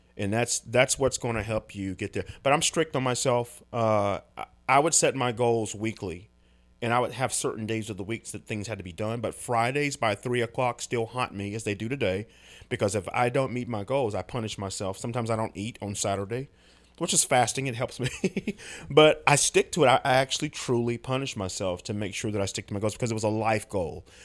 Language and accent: English; United States; as American men